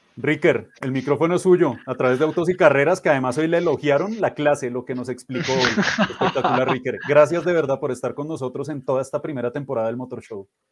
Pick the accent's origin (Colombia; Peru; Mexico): Colombia; sobre todo como colombianos